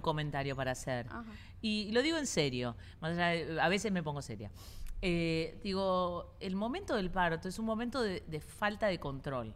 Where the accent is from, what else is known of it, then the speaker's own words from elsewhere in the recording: Argentina; now in Doral, United States; yo soy argentina